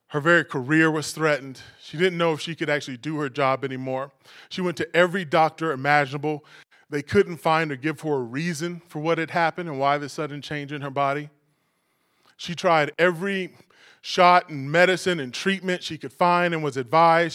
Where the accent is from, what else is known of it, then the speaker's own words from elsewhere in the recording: New York City, New York, United States; As a New Yorker